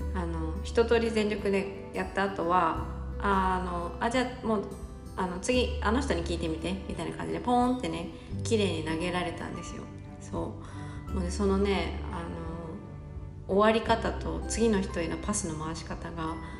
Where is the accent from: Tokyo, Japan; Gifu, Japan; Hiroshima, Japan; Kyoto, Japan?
Gifu, Japan; 私の出身地の岐阜県は